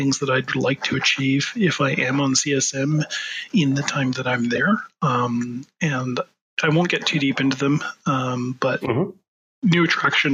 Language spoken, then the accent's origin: English; Canada; I am Canadian.